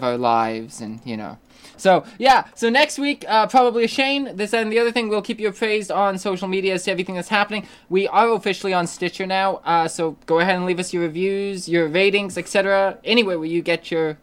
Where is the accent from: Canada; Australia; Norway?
Canada; we don't pride ourselves on being Canadian or anything.